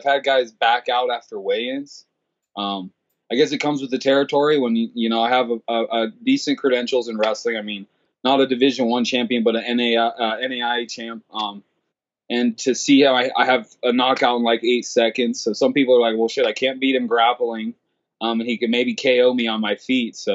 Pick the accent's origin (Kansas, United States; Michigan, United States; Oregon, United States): Oregon, United States; Central; moved away as an adult; also born or lived in Willamette Valley, Oregon; now in San Diego, United States; I grew up in Central Oregon, man, it's like 300 days of sunshine there